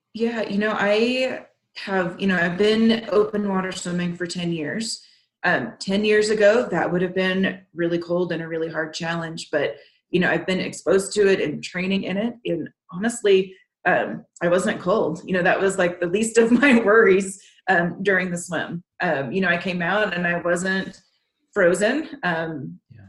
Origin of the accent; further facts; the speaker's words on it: Texas, United States; moved away; I grew up in Texas, and the lakes there aren't very inviting